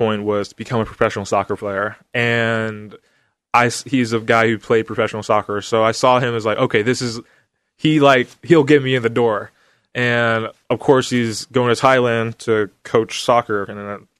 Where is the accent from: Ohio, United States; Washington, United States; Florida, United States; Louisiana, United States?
Washington, United States; Vancouver; also born or lived in Portland, Oregon; I grew up in Vancouver